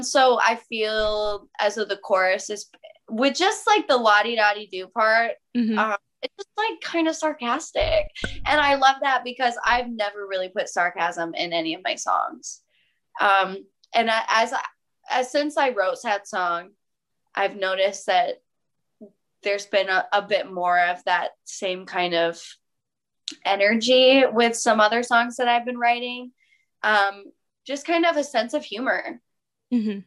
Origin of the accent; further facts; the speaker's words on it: Michigan, United States; now in California, United States; I'm in California now, but I'm from Michigan.